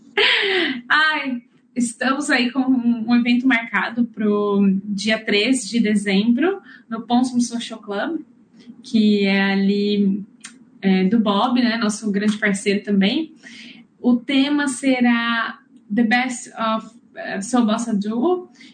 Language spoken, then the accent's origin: Portuguese; São João da Boa Vista, São Paulo, Brazil; moved away as an adult; now in New Zealand; eu sou de São João da Boa Vista, é, no interior de São Paulo.